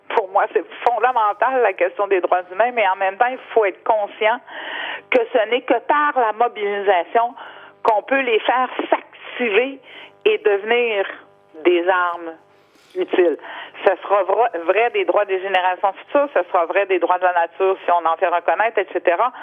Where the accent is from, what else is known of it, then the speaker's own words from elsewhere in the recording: Canada; nous, au Canada, les sables bitumineux, pays producteur de pétrole